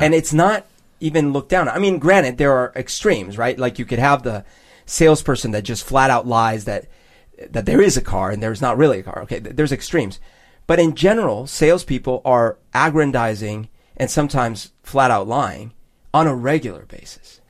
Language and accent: English; Bogotá, Bogotá Capital District, Colombia; moved away; when I was growing up in Bogota